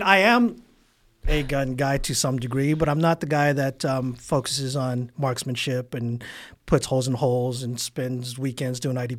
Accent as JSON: {"language": "English", "town": "San Diego", "region": "California", "country": "United States", "tie": "born or raised there", "said": "South Bay, San Diego, 92154. Graduated Southwest High School. Actually, high school dropout."}